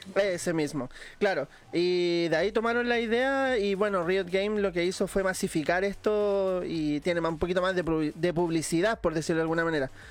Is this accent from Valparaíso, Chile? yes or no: yes; Valparaíso, Chile; como yo también soy de Valparaíso